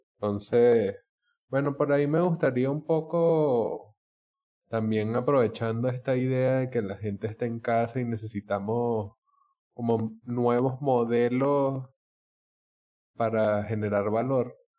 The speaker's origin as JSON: {"language": "Spanish", "country": "Venezuela", "said": "nosotros como somos venezolanos"}